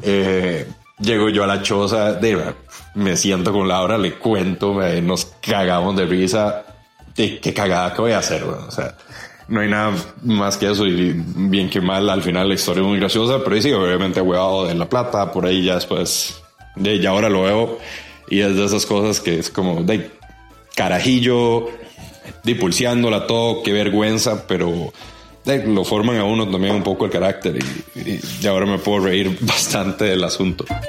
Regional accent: Costa Rica; como buenos ticos

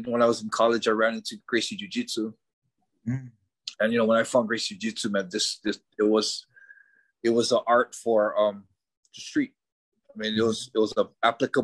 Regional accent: Hawaii, United States; moved away as an adult; also born or lived in Japan; Hawaii, living, growing up in Hawaii

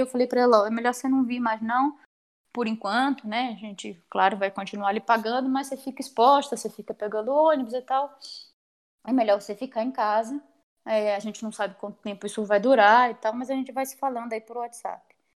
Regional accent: Salvador, Bahia, Brazil; moved away as an adult; also born or lived in Campinas / São Carlos; now in Maringá, Brazil; eu sou natural de Salvador, na Bahia. Né? Morei em Salvador até meus 18 anos

